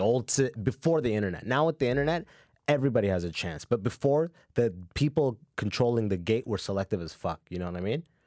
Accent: London, Ontario, Canada; also born or lived in Sudan / Muscat, Oman; moved to London, Ontario. And I went, and I did first to twelfth grade

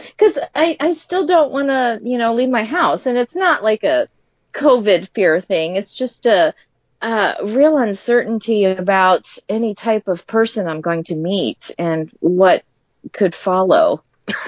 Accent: Delaware, United States; moved away; I was born and raised in Delaware

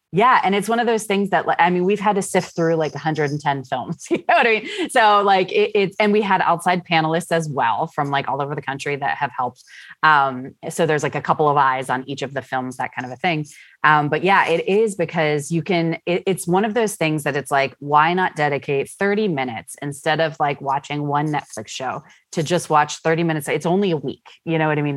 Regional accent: Pittsburgh, Pennsylvania, United States; I am a Pittsburgh-born individual. Uh, I grew up here in the North Hills

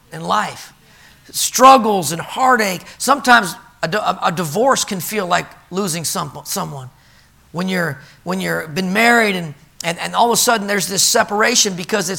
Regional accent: California, United States; I grew up in California

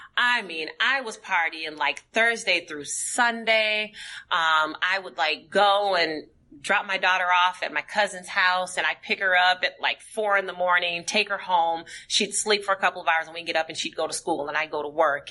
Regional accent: St. Paul, Minnesota, United States; born and raised in St. Paul, Minnesota.

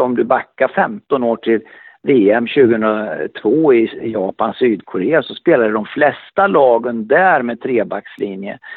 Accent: Örebro, Örebro County, Sweden; Jag kom ju direkt från Örebro sportklubb

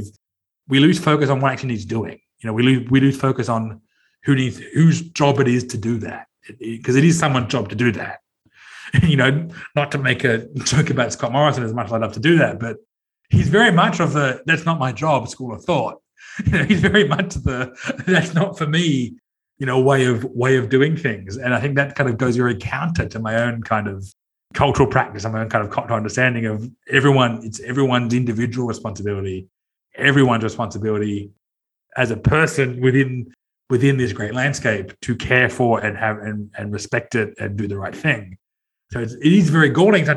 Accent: Sydney, New South Wales, Australia; I'm from Sydney. I grew up in Sydney

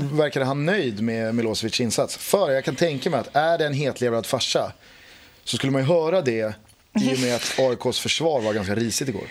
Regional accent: Stockholm, Stockholm County, Sweden; som stockholmare

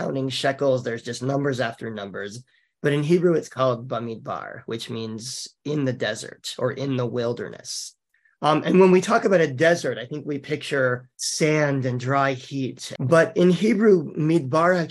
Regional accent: New Orleans, Louisiana, United States; both from New Orleans, and neither of us speaks French

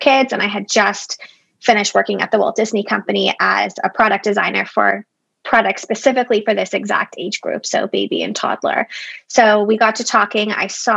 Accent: Toronto, Ontario, Canada; I'm from Toronto, and I am in Toronto

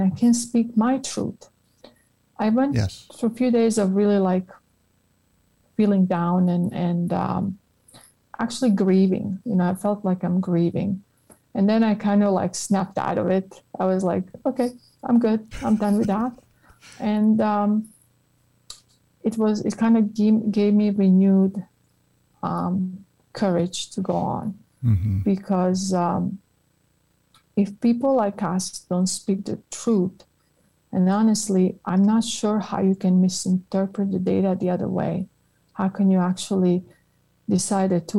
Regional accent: Croatia; moved away as an adult; also born or lived in Italy / United Kingdom; now in United States; I remember being in high school in Croatia.

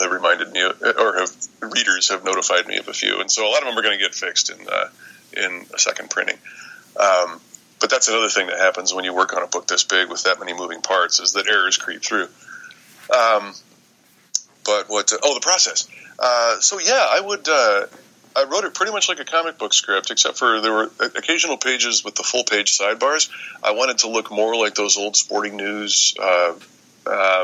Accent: Michigan, United States; I'm from Michigan

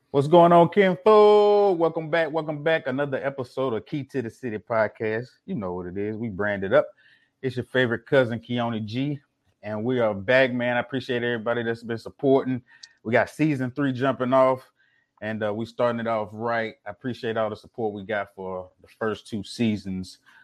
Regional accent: Mississippi, United States; now in Houston, United States; I'm originally from Mississippi and currently in Houston right now

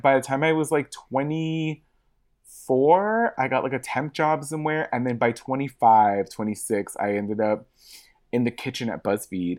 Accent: Los Angeles, California, United States; I'm born and raised in Hollywood, uh, like, Hollywood proper

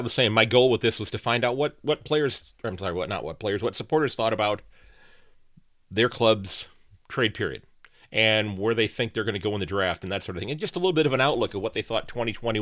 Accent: Sandusky, Ohio, United States; from Sandusky, Ohio

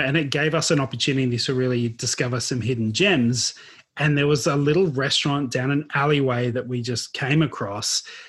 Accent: Queensland, Australia; now in Victoria, Australia; So, growing up in Queensland, we've already spoken about this, we had pineapple all the time.

